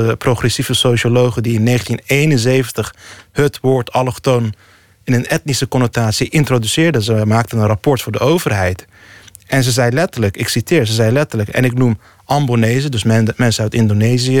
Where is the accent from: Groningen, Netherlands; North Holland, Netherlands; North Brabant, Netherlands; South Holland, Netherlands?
South Holland, Netherlands; Rotterdam; Dus in Rotterdam-Zuid, waar ik opgroeide, ja, ik woonde toen in Rotterdam-Lombardije.